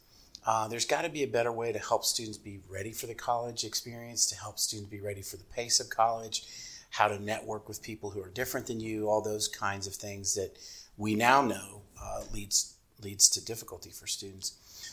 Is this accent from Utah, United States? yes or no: no; Kentucky, United States; moved away as an adult; now in Ohio, United States; Yeah, so I came to Ohio. I'm originally from Kentucky. I came to Ohio in 1991 to get my doctorate here at Kent State University.